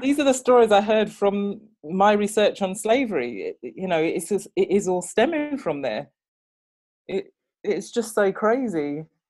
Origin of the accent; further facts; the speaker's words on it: England, United Kingdom; i was born and raised in england